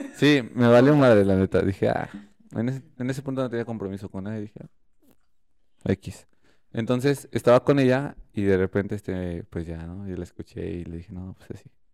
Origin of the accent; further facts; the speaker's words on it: Querétaro, Mexico; soy de Querétaro